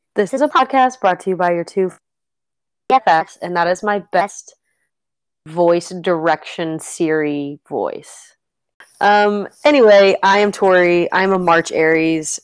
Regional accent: Kentucky, United States; I'm from Kentucky.

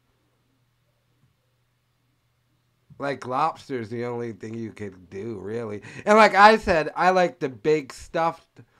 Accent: Rhode Island, United States; And I'm from Rhode Island.

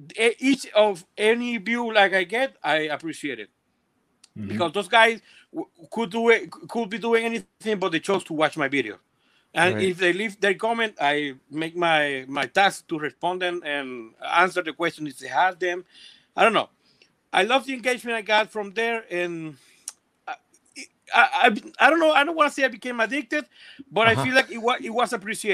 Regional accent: Venezuela; moved away as an adult; now in Colombia; I was born in Venezuela, then I had to leave my country. We came to Colombia

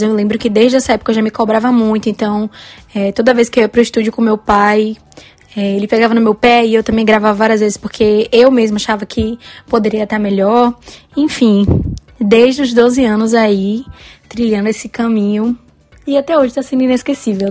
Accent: Bahia, Brazil; eu sou da Bahia, moro em Salvador

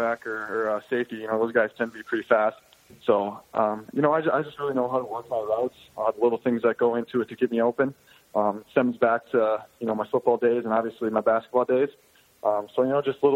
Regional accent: North Dakota, United States; I grew up in North Dakota, lived here my whole life

